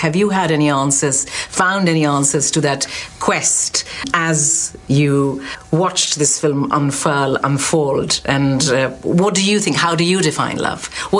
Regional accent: India; being an Indian

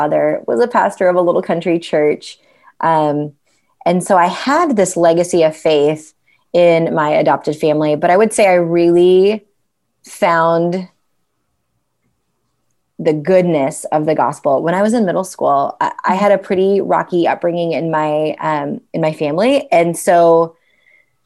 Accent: United States; also born or lived in India / London; I didn't feel like an Indian in America

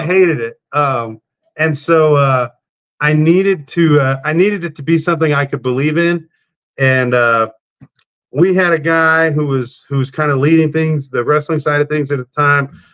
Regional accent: South Texas, United States; I grew up in South Texas about 30 miles from South Padre Island

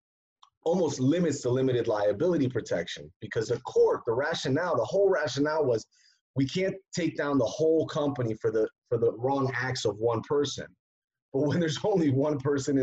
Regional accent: Connecticut, United States; moved away as an adult; now in New York, United States; I am currently in New York. I have my LLC I formed in Connecticut because I grew up in Connecticut.

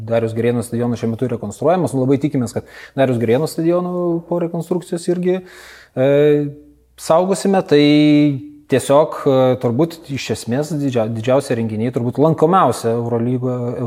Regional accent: Kaunas, Kaunas County, Lithuania; aš pats esu kaunietis

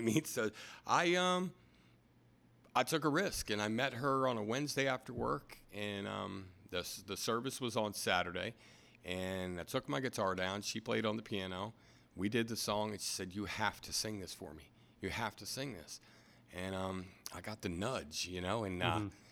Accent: Anne Arundel County, Maryland, United States; also born or lived in New York, New Jersey area; now in Easton, United States; We came down to the Baltimore area when I was younger. Did my schooling in Anne Arundel County

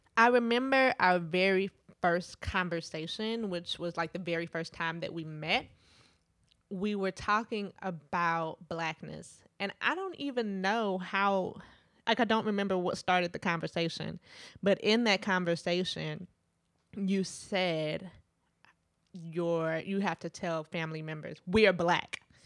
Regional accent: Midwest, United States; also born or lived in Trinidad (family); growing up in the Midwest

